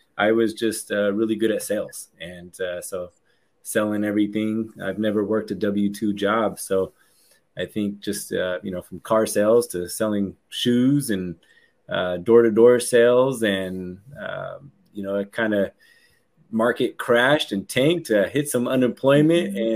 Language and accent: English; San Francisco Bay Area, California, United States; I'm from uh, the San Francisco Bay Area, um, and uh, I've been here for my entire life